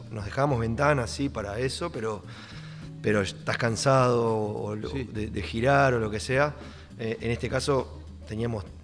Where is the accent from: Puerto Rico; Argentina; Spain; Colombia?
Argentina; born there; Yo soy las dos cosas, tengo la doble nacionalidad, soy nacido acá y tengo la nacionalidad uruguaya.